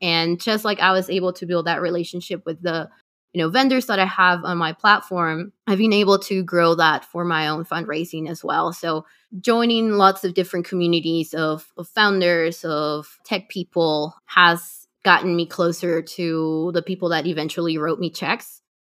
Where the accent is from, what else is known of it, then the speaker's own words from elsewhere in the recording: Lima, Peru; We're using Lima as our beachhead just because, you know, I'm from Lima.